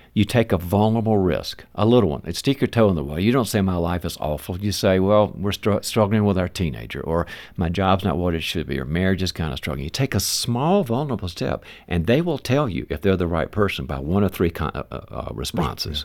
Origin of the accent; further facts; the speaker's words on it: the South, United States; moved away; I'm originally from the South